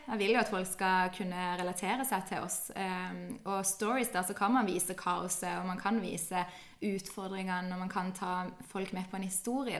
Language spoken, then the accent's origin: Norwegian; Kristiansand, Agder, Norway; jeg er født og oppvokst her i Kristiansand.